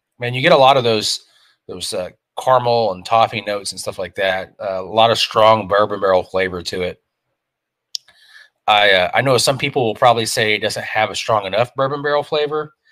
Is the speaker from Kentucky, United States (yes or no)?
yes; Kentucky, United States; I'm from Kentucky